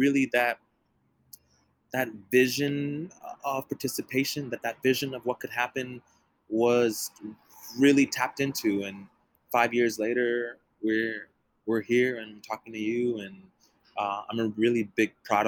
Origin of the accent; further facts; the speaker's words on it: Dallas, Texas, United States; moved away; also born or lived in San Antonio, Texas; I'm from Dallas, Texas. I spent a lot of time in San Antonio, Texas